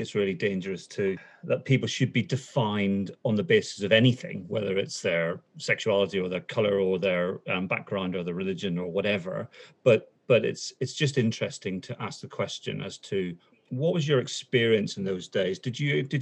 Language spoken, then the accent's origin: English; Northern Ireland, United Kingdom; accent: Northern Irish; moved away; my accent from Northern Ireland